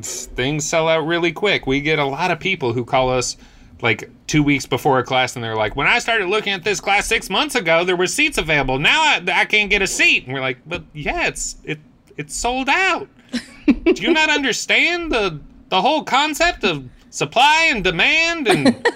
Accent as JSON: {"language": "English", "region": "New Mexico", "country": "United States", "tie": "born or raised there", "moved": "yes", "lives_now": "Kentucky, United States", "said": "I was born and raised in New Mexico."}